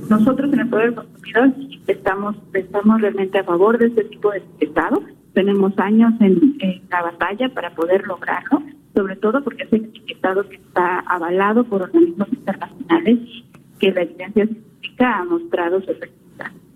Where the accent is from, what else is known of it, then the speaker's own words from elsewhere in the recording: Mexico; como mexicanos